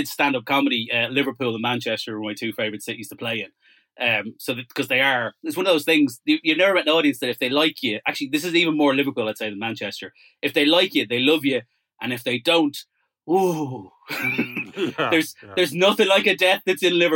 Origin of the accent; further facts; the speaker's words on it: Ireland; I grew up in Ireland in the 1980s.